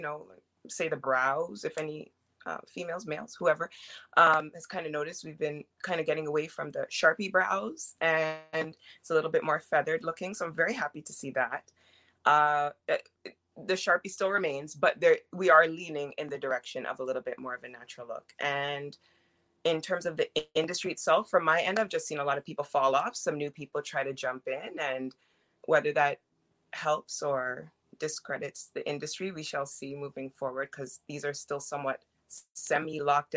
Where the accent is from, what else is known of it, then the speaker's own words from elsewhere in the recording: Jamaica; I'm Jamaican